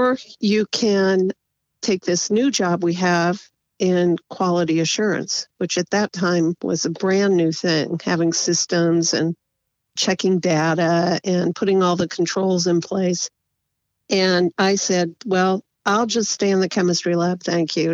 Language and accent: English; Fort Wayne, Indiana, United States; moved away as an adult; also born or lived in Pasadena, California; now in Gilroy, United States; I am a Hoosier. I was born in Indiana